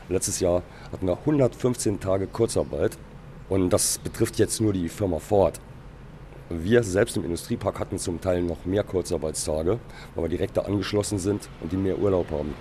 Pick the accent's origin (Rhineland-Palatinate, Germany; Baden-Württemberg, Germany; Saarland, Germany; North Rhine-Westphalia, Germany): Saarland, Germany; Wir sind Saarländer